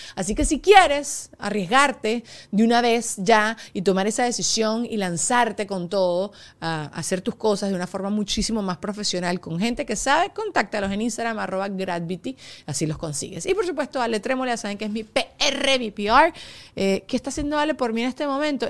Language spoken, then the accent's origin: Spanish; Venezuela; moved away; cuando yo estaba creciendo en Venezuela